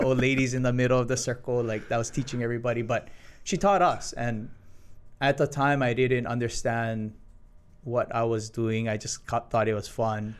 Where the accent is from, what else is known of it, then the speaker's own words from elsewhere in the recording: Hilo, Hawaii, United States; my parents moved to Hilo, and I was born in Hilo